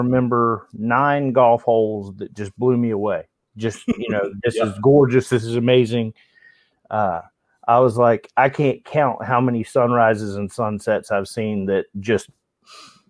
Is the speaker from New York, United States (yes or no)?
no; Tallahassee, Florida, United States; I'm from Tallahassee, Florida originally. Grew up here, went to college at Florida State